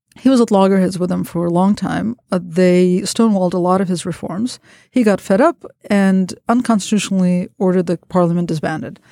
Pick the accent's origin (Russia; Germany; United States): Russia; moved away; as a kid growing up in the Soviet Union